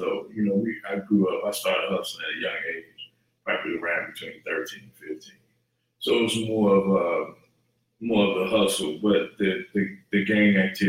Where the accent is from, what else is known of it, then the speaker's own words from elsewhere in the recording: Chicago, Illinois, United States; both from Chicago.